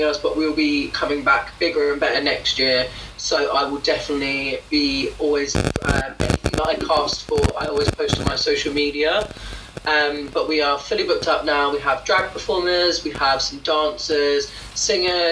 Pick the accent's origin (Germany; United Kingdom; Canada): United Kingdom; I'm British, but I'm also Caribbean. But I live in the UK